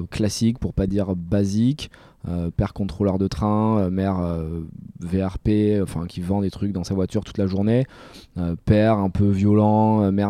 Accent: Bordeaux, Nouvelle-Aquitaine, France; accent: Bordeaux; je suis né {S1} à Bordeaux, un euh, bordelais. Un bordelais.

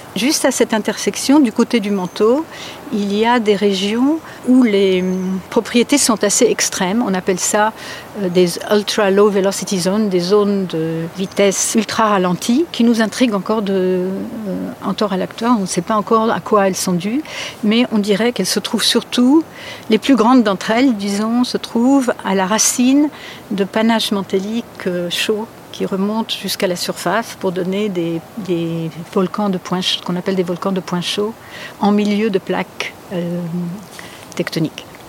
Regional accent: France; moved away as an adult; now in California, United States; j'ai grandi en France

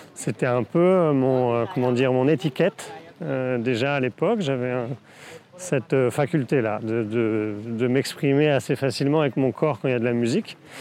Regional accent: Brittany, France; also born or lived in Saint-Jacques-de-la-Mer; j'ai grandi en Bretagne

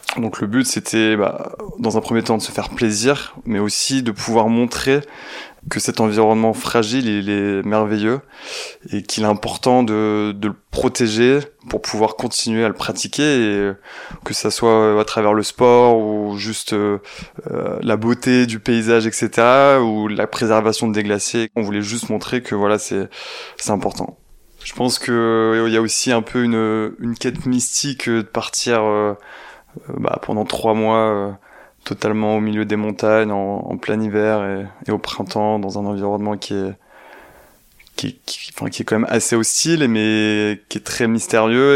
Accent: Provence-Alpes-Côte d'Azur, France; also born or lived in Marseille; je suis né en Provence, j'habite à Marseille

